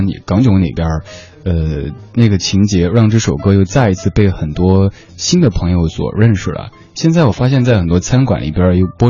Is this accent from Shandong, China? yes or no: no; Chengdu, Sichuan, China; accent: Chengdu dialect; 在我家乡话、成都话里